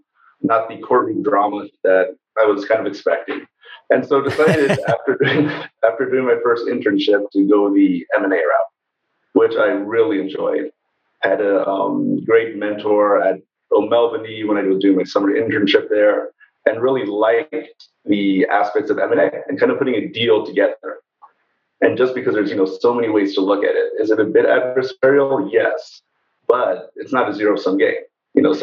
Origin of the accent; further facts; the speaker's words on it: outside of the San Diego area, Southern California, United States; moved away as an adult; also born or lived in Cambridge, Massachusetts; Grew up in Southern California, originally outside of the San Diego area, where was raised by my single mom